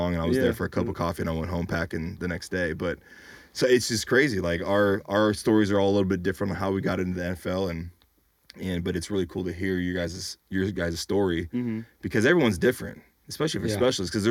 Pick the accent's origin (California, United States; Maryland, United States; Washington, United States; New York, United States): California, United States; within 100 miles of San Jose; I went to San Jose State, so that was kind of in that radius of like my hometown, within 100 miles